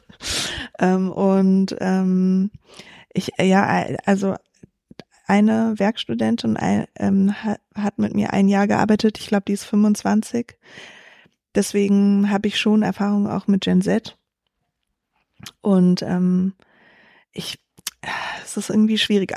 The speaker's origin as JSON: {"language": "German", "region": "Berlin", "country": "Germany", "tie": "born or raised there", "also_born_or_lived": "Hesse", "said": "Also ich bin in Berlin geboren und in Berlin auch aufgewachsen, den Großteil meiner Kindheit"}